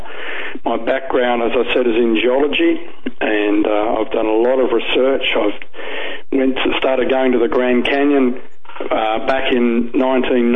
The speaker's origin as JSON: {"language": "English", "town": "Sydney", "region": "New South Wales", "country": "Australia", "tie": "born or raised there", "also_born_or_lived": "Dallas, Texas", "moved": "as an adult", "said": "I'm a native Australian. I was born in Sydney, Australia. I grew up in Sydney, Australia."}